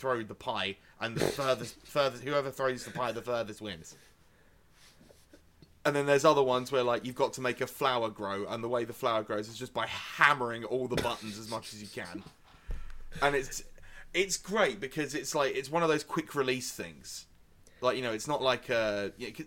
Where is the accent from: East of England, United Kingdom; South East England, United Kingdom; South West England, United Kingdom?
East of England, United Kingdom; Essex; I am from Essex